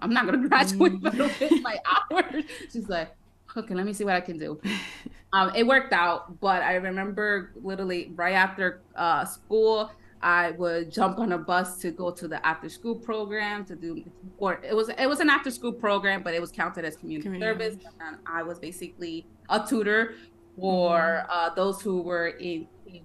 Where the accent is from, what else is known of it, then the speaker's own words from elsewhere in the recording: Connecticut, United States; also born or lived in Brooklyn, New York; I was born in Brooklyn, but I was raised most of my life in Connecticut, in a Mexican household